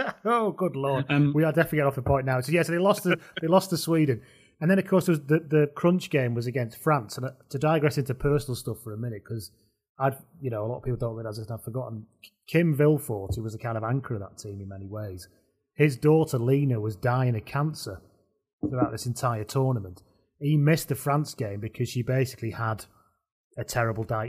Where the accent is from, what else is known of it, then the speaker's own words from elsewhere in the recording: the north of England, United Kingdom; I'm an on brand Northerner